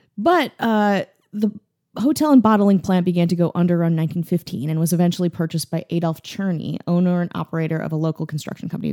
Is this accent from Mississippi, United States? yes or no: no; Wisconsin, United States; I'm from Wisconsin